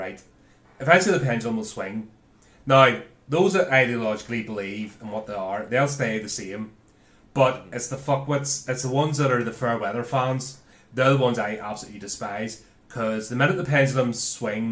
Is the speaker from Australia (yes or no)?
no; Belfast, Northern Ireland, United Kingdom; growing up in Belfast in the 80s